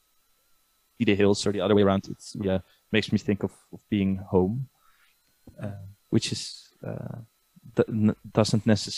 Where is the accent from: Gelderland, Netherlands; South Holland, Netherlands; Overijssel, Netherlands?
Gelderland, Netherlands; Nijmegen; I grew up in Nijmegen